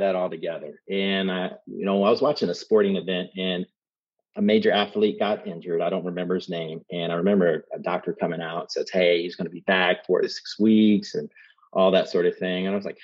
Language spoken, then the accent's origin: English; Columbus, Ohio, United States; now in Dayton, United States; growing up in Columbus, Ohio, my dad was really strict